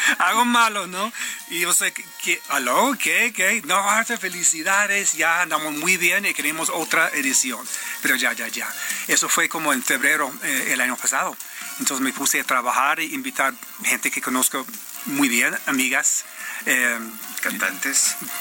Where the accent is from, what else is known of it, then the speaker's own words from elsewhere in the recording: Detroit, Michigan, United States; Spanish is a second language; yo crecí en Detroit